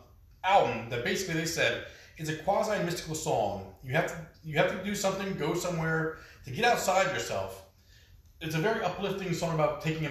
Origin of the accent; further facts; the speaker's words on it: Canada; I'm Canadian, so.